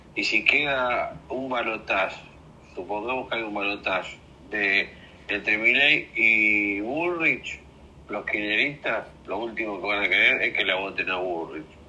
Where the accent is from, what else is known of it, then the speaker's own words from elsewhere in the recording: Lanús, Buenos Aires Province, Argentina; De Lanús, de Lanús Este